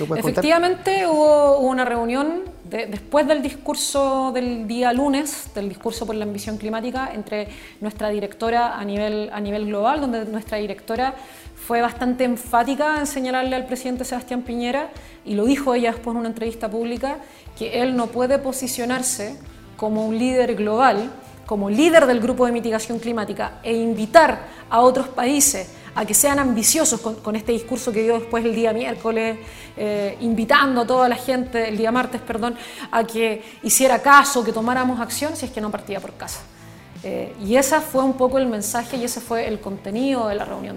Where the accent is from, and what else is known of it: Chile